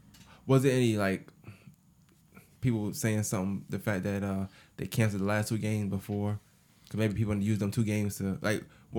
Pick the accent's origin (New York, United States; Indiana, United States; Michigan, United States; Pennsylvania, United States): New York, United States; moved away; I'm really from New York, so like up there, it's a big reggae era.